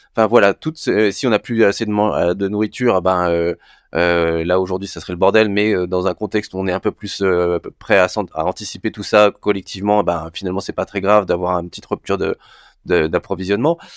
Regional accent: Brittany, France; now in Paris, France; je suis breton

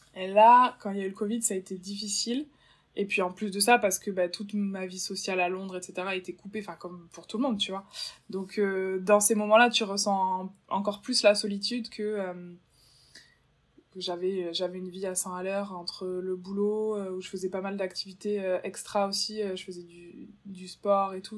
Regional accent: Bordeaux, Nouvelle-Aquitaine, France; moved away as an adult; also born or lived in London; je suis originaire de Bordeaux, dans le sud-ouest.

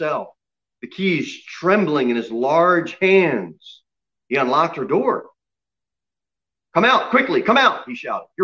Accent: United States; as an American

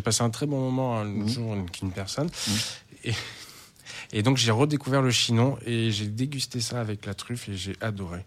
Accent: Charente-Maritime, Nouvelle-Aquitaine, France; moved away; je viens de Charente-Maritime

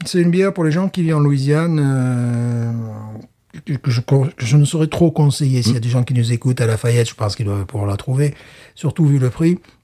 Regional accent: Alès, Occitania, France; moved away; also born or lived in Fontainebleau; dans ma ville natale, à Alès

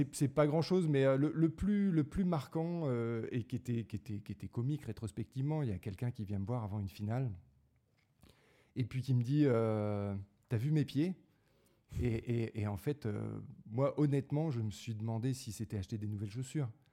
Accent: Draveil, Île-de-France, France; also born or lived in Paris; je suis né à Paris, puis j'ai grandi dans la banlieue parisienne

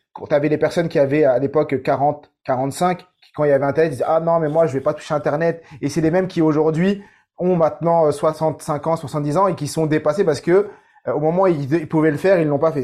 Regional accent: Saint-Ouen, Île-de-France, France; j'ai grandi à Saint-Ouen dans 93

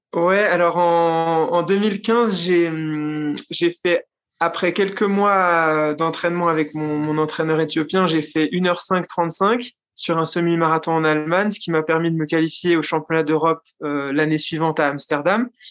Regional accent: Switzerland; moved away as an adult; also born or lived in Geneva; now in Iten, Kenya; je suis suisse

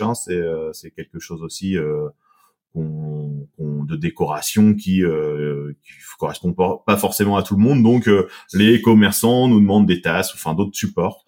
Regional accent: Seine-Maritime, Normandy, France; on est de la Seine-Maritime

